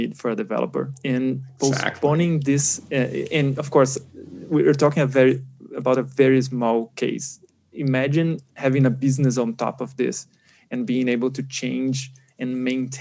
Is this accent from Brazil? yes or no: yes; Brazil; I'm from Brazil